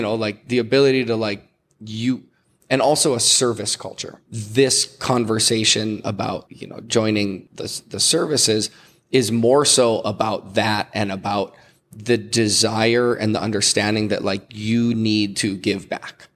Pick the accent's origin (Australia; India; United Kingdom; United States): United States; Hawaii; as a Hawaiian